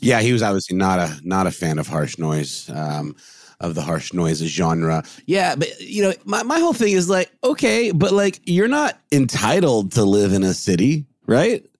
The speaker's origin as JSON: {"language": "English", "town": "Augusta", "country": "United States", "tie": "born or raised there", "moved": "yes", "said": "my hometown of Augusta visiting my mom"}